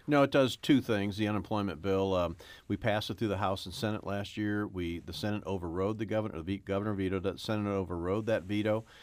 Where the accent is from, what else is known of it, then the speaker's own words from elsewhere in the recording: St. Louis, Missouri, United States; I was born and raised in North City, Saint Louis